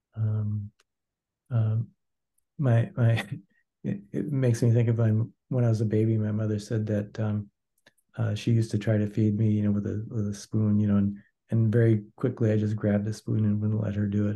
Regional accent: Wisconsin, United States; now in St. Paul, United States; I'm from originally from Wisconsin

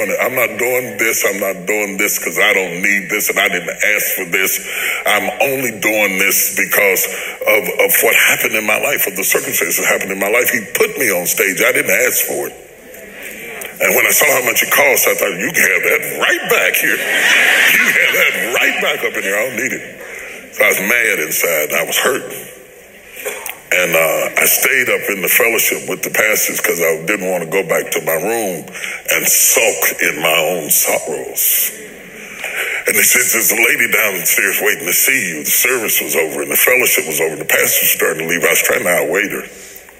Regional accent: West Virginia, United States; I'm a country boy. I'm from West Virginia.

